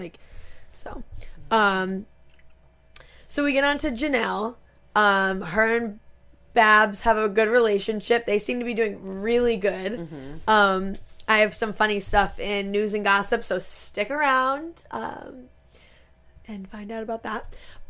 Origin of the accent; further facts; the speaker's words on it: Rhode Island, United States; we're from Rhode Island